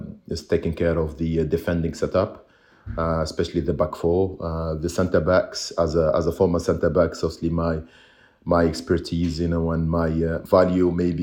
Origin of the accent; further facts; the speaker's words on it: Tunisia; moved away as an adult; also born or lived in England / United States; now in Belgium; I was maybe the first Tunisian who, born and raised in Tunisia